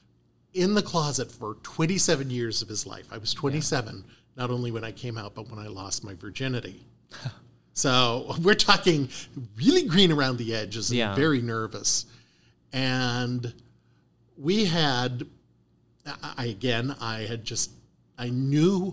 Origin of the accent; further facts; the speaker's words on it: Canada; also born or lived in Ohio / Cincinnati; now in Arizona, United States; I'm a dual citizen. I was born and raised in Canada.